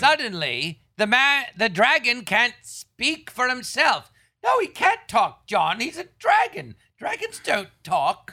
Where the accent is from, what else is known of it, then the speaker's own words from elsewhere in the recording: Tarzana, California, United States; I grew up in Tarzan, and there was an empty lot next door